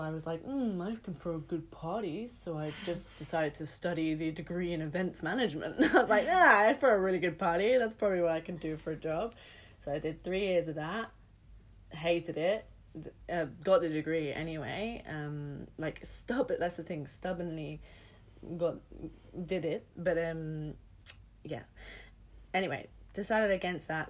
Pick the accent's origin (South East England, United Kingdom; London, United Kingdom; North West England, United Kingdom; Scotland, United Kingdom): London, United Kingdom; I grew up in London